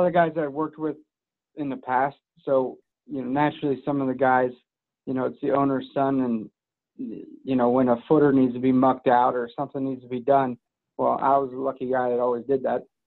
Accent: Madeira, Ohio, United States; I grew up here in Madeira, uh, where our office is now, and where I live now.

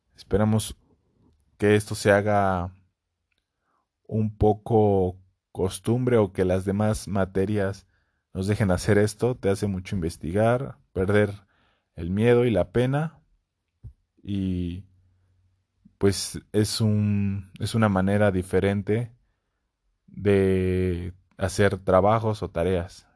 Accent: Puebla, Mexico; soy poblano

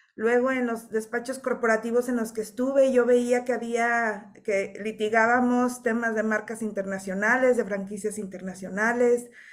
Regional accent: Mexico; conciencia o cultura que tenemos como mexicanos

